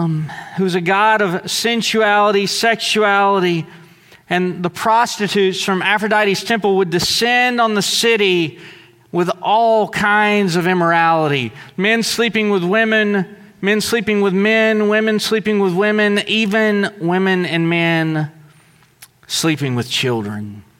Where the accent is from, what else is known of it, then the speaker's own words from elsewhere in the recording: New York City, New York, United States; also born or lived in Southeast Texas; most people can tell from my accent. I grew up in New York City, and I grew up in Southeast Texas.